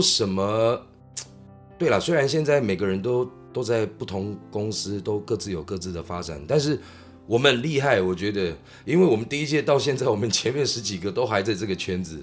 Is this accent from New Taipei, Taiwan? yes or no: no; Kaohsiung, Taiwan; also born or lived in Taipei; 我是在高雄期间长大的小孩